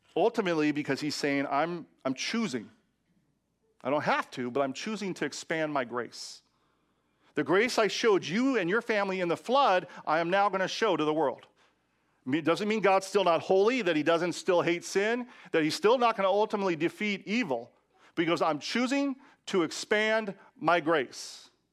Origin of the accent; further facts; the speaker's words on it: Washington, United States; in my home state of Washington